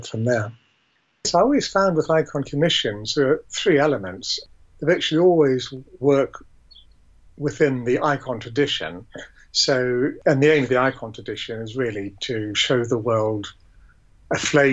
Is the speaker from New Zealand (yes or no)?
yes; New Zealand; also born or lived in England; I was born in England but raised in New Zealand